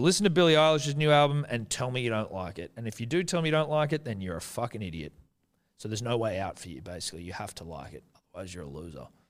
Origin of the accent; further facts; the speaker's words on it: New Zealand; I'm Kiwi.